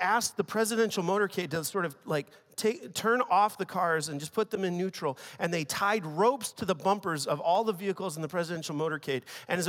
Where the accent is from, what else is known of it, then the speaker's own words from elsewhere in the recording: China; English is a second language; I want to begin by just sharing a story with you from when I was a teenager growing up in China.